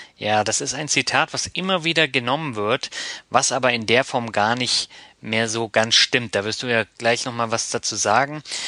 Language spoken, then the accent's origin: German; Northern Germany, Germany; Ich bin ja auch Norddeutsch, ne? Und ah, also ich komme dann wirklich aus dem Norden